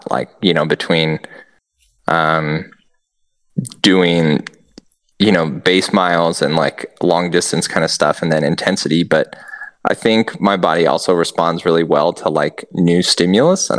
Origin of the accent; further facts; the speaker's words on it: Nebraska, United States; moved away; me and Christina flew back to Nebraska and did, you know, one of the hometown gravel events